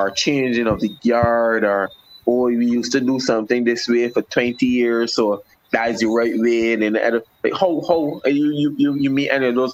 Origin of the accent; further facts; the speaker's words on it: Barbados; because we're from Barbados